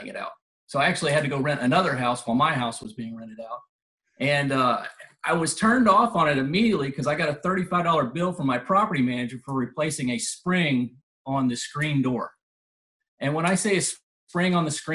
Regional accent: Mobile, Alabama, United States; I'm from Mobile, Alabama, down on the Alabama Gulf Coast

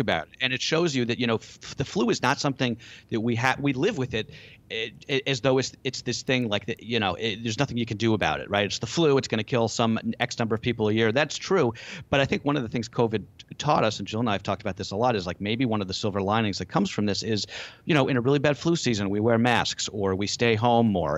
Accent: United States; we being American consumers

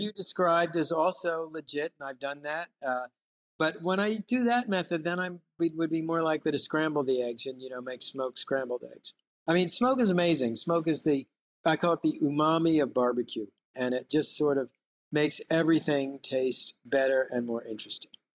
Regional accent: United States; for me as an American

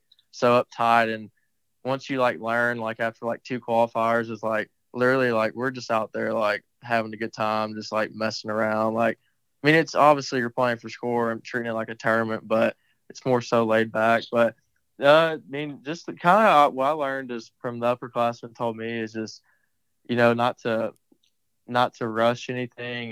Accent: Madisonville, Texas, United States; growing up in Madisonville, like I said, on that 9-hole course

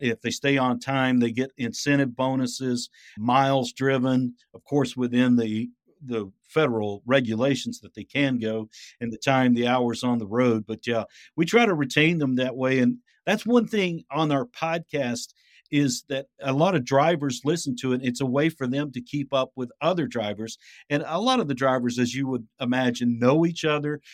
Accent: Ringgold, Georgia, United States; also born or lived in Crossville, Tennessee / Savannah, Georgia / Chattanooga, Tennessee; I was born in Crossville, Tennessee, and then my father's job transferred him down to Chattanooga, and we, uh, lived in Georgia, which again is a bedroom community, to Chattanooga. I grew up in Ringgold

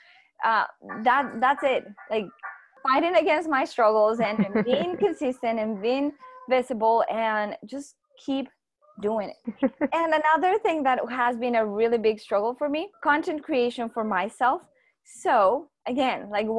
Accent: Colombia; I'm from Colombia

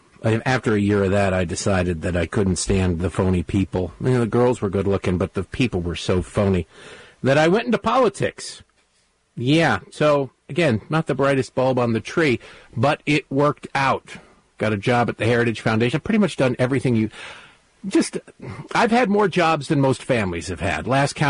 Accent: Redford, Michigan, United States; now in Baltimore, United States; Grew up in a small town called Redford that nobody's ever heard of. It's easier to just say to Detroit because it's six blocks outside of Detroit off of 8 Mile Road.

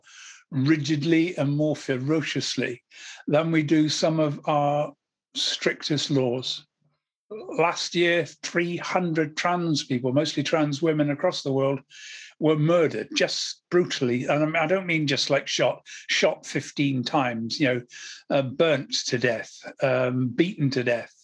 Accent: Wiltshire, South West England, United Kingdom; also born or lived in Somerset; we moved to from Somerset to Wiltshire

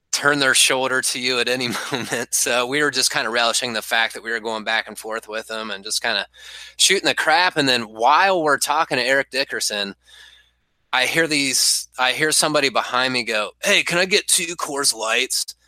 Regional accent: Marietta, Ohio, United States; my hometown's Marietta, Ohio

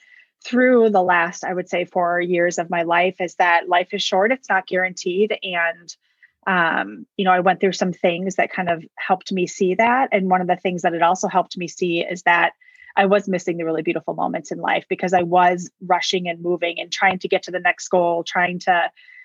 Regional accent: Wisconsin, United States; now in Arizona, United States; I'm originally born and raised in Wisconsin. And actually moved to Arizona about 11 years ago

